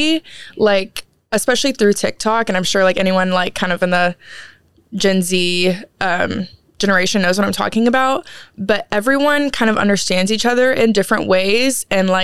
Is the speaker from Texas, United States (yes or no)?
yes; Waco, Texas, United States; I'm from Waco